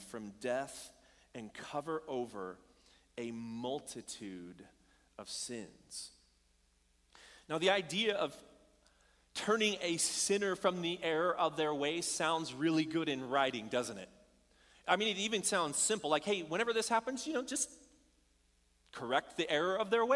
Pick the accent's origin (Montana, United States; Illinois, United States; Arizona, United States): Arizona, United States; Bullhead City; moved away; I grew up in Arizona, a small town called Bullhead City